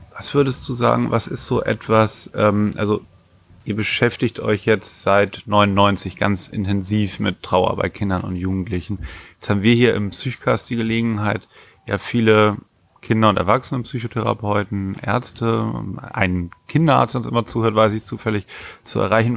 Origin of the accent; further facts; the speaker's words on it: Germany; Ich komme ja auch aus der Nähe von Bremen.